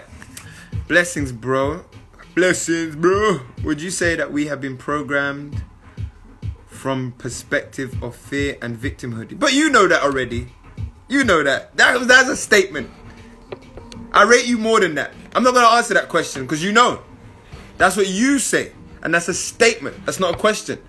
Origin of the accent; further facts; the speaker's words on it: London, United Kingdom; I came from London